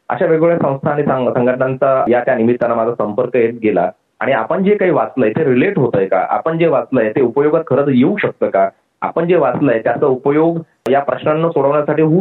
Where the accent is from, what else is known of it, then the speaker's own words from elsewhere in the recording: Vaijapur, Maharashtra, India; माझा जन्म इकडे औरंगाबाद जिल्ह्यामध्ये वैजापूर म्हणून जो तालुका आहे तिथला आणि तेच माझं गाव देखील आहे